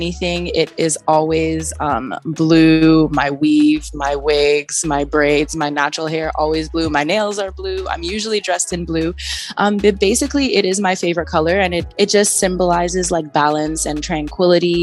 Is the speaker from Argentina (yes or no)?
no; Trinidad & Tobago; now in Toronto, Canada; I'm originally from Trinidad and Tobago, which it is the land of free spirit and lots of music and culture. So when moving to Canada